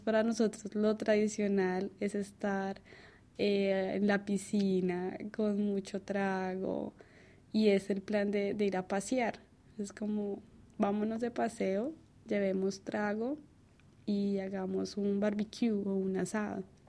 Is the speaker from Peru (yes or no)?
no; Colombia; moved away